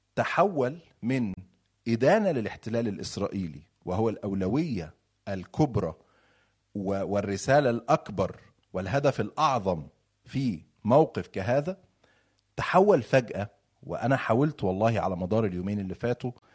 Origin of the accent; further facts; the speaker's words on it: Egypt; أنا مصري